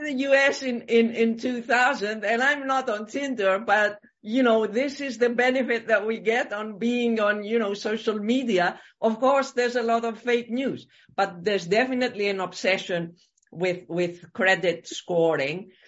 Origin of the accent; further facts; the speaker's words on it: Greece; I come from Greece